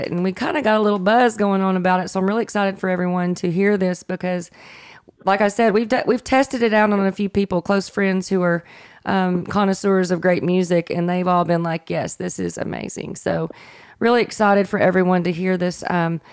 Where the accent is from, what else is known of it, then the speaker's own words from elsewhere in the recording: Hot Springs, Arkansas, United States; I'm from Hot Springs